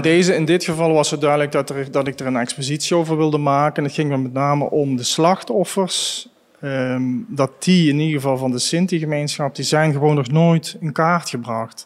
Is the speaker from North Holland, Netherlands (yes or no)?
no; Grevenbicht, Limburg, Netherlands; Grevenbicht, waar ik geboren ben